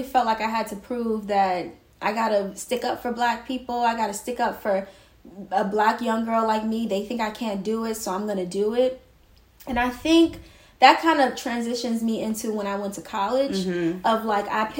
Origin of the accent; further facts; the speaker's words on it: New York City, New York, United States; also born or lived in northern New Jersey; I was born in Brooklyn, an area called Flatbush. I pretty much spent the beginning of my life moving around between different parts of Brooklyn and northern New Jersey